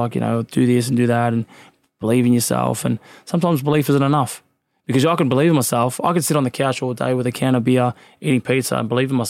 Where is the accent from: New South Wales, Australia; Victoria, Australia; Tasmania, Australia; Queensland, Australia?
Victoria, Australia; Craigieburn; Oh, man, it was tough. If you couldn't fight, you wouldn't survive. But, look, back then, I actually went past it recently because I've moved, obviously, but it's like the city now.